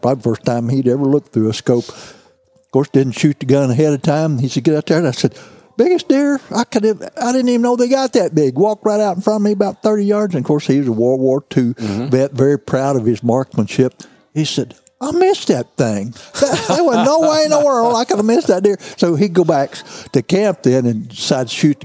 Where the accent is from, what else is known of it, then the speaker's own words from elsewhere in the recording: Missouri Bootheel, United States; I grew up in the Missouri Boot Hill